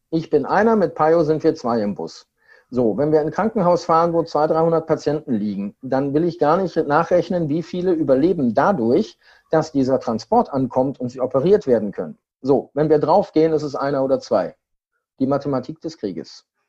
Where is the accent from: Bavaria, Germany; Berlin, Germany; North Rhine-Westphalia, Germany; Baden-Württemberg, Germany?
North Rhine-Westphalia, Germany; Siegen; 1200 Kilometer von meiner Heimatstadt Siegen entfernt.